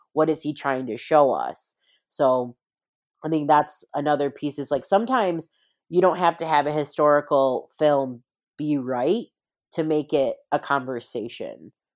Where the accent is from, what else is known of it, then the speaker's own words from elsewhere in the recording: East Coast, United States; I'm from the East Coast, born and bred